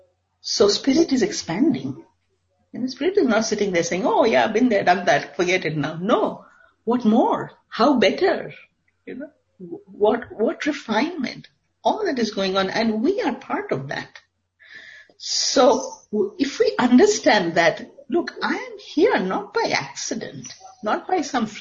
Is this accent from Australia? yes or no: no; India; I come from India.